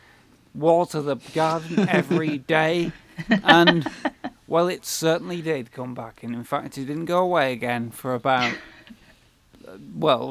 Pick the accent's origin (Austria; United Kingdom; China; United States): United Kingdom; we're British